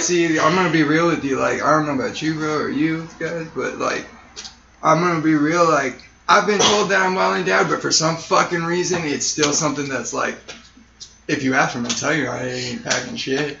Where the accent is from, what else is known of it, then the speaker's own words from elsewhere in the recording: Sierra Vista, Arizona, United States; now in Tucson, United States; I was born and raised in Sierra Vista